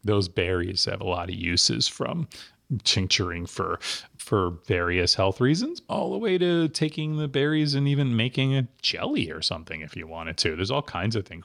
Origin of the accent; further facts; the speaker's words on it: New Jersey, United States; moved away; in the East Coast growing up in New Jersey